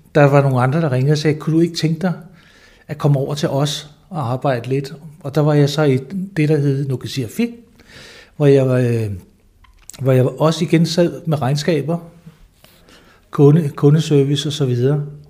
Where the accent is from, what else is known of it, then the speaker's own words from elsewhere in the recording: Lolland-Falster, Zealand, Denmark; also born or lived in Slagelse / Southern Jutland; jeg er født i Slagelse, øh, men har boet det meste af mit liv på Lolland Falster